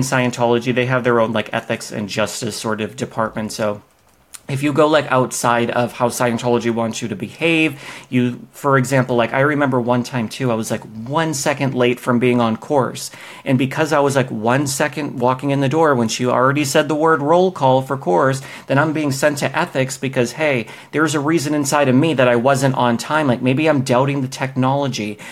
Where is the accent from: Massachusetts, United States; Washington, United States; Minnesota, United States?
Massachusetts, United States; Boston; moved away as an adult; now in Los Angeles, United States; I grew up in Boston across the country